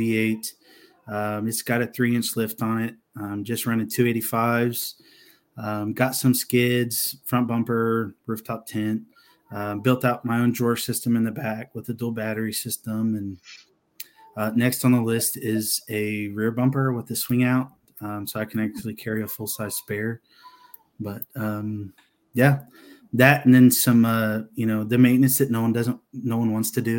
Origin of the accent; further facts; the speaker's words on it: Texas, United States; I grew up in Texas